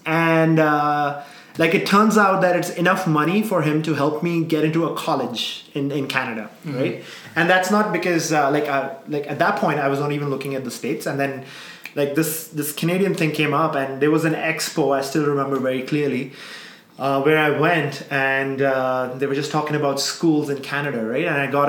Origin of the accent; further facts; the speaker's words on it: South India, India; I'm a South Indian, but, like, North Indian, raised in the South, right? So I can't speak Punjabi.